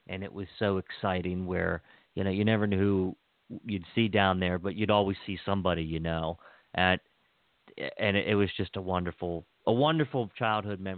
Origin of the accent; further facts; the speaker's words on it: Western Maryland, United States; I first was introduced into Baltimore City as a little boy growing up in Western Maryland